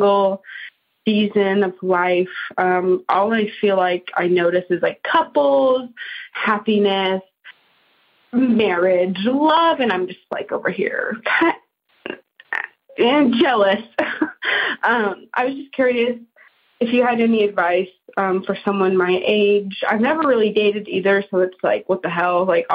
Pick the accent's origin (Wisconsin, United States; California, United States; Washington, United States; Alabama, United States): California, United States; I'm 23 years old. I'm from California.